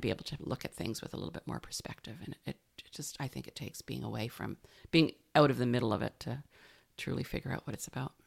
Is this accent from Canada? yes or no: yes; Canada; also born or lived in Sunshine Coast, British Columbia / Victoria, British Columbia; being a Canadian